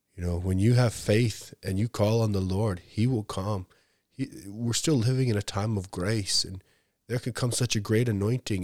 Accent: Canada; I was born in Canada, raised in Canada

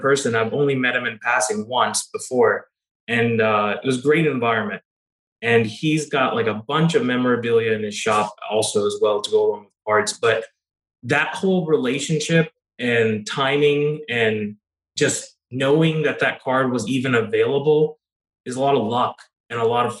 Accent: Kentucky, United States; I'm originally from Kentucky

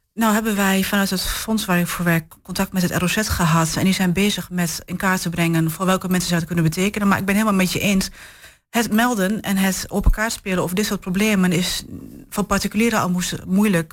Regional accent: Enschede, Overijssel, Netherlands; now in Hengelo, Netherlands; geboren getogen in Enschede

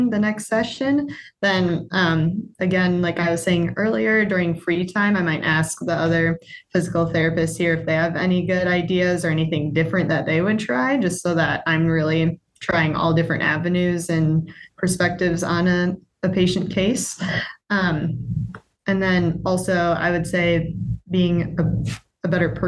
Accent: Brookfield, Wisconsin, United States; also born or lived in Milwaukee; I'm from Brookfield, it's nice. I've got family here and still friends from home

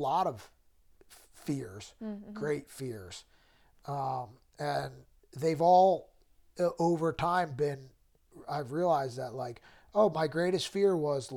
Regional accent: Trevose, Pennsylvania, United States; I grew up in Trevo's, Pennsylvania, which is like Philly suburbs

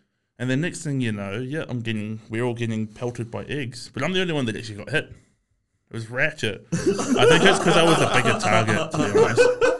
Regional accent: Porirua, Wellington, New Zealand; moved away; I'm from Porirua

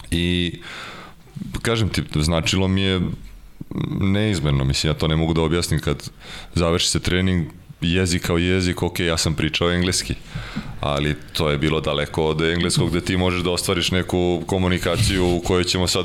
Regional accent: Serbia; moved away as an adult; also born or lived in Seattle, United States; ja kao Srbin koji je jeo hleb i sa supom i sa pastom i sa krompirom

